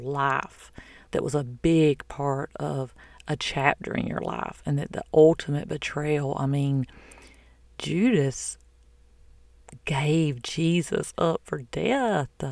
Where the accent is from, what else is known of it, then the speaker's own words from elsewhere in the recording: the South, United States; I'm from the South